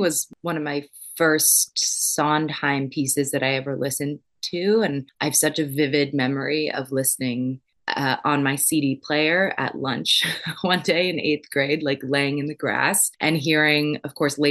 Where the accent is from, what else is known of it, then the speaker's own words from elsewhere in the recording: San Diego, California, United States; also born or lived in Minnesota; when we moved to San Diego from Minnesota when I was little